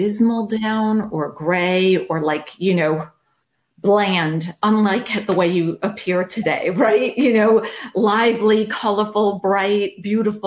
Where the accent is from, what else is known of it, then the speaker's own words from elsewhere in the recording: New York, United States; accent: New York; moved away as an adult; also born or lived in North Carolina; now in California, United States; I grew up in New York, which is a melting pot like nobody's business